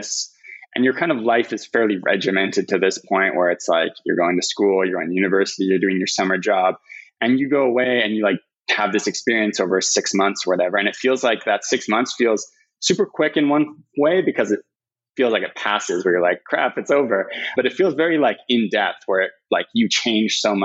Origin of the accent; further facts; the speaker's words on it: British Columbia, Canada; moved away as an adult; also born or lived in Calgary, Alberta; I was from British Columbia, but went to school in Calgary